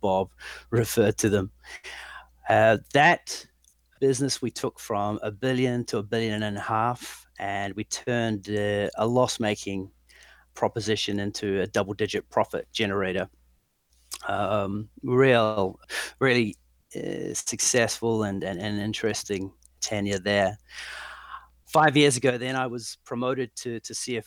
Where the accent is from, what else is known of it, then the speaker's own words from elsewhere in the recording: New Zealand; moved away as an adult; also born or lived in London; I'm originally from New Zealand. I left there with a great degree in management studies